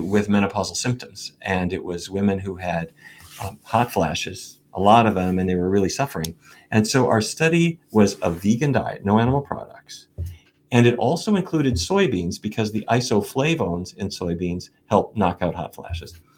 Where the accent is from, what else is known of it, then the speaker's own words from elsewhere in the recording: Fargo, North Dakota, United States; When I was a kid growing up in Fargo